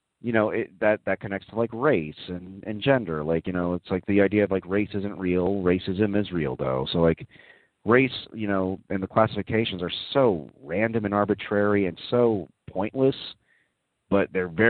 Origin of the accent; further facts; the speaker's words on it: Dallas, Texas, United States; moved away as an adult; also born or lived in Austin, Texas; now in New York, United States; I grew up in Dallas, which is a town I'm not crazy about, but I lived in Austin for about 5 years or so